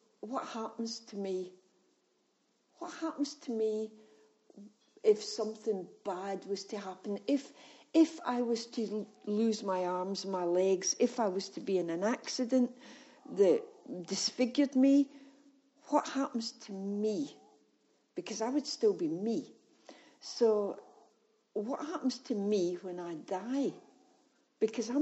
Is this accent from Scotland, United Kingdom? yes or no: yes; Scotland, United Kingdom; being Scottish